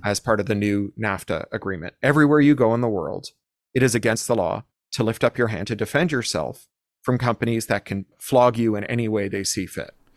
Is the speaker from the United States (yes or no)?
no; Toronto, Ontario, Canada; when I was growing up in Toronto